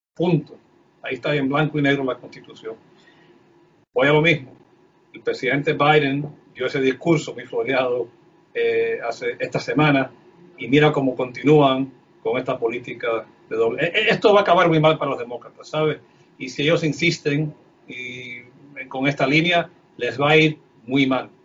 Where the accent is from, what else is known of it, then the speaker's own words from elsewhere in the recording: United States; como americano, eh, padres cubanos que huyeron del comunismo